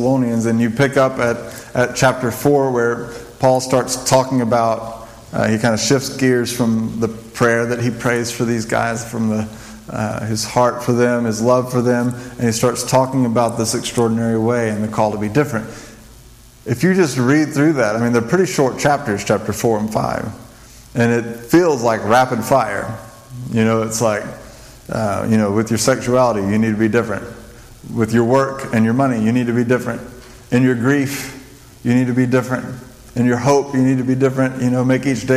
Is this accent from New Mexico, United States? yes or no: yes; New Mexico, United States; I grew up in New Mexico